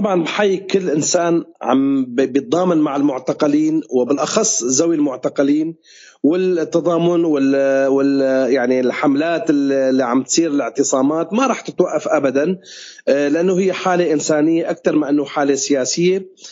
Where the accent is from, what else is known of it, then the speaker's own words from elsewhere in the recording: Syria; نحن كسوريين